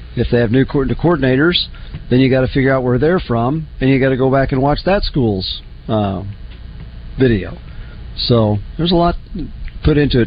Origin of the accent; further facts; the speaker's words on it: Oklahoma City, Oklahoma, United States; growing up in Oklahoma. We got I was in Oklahoma City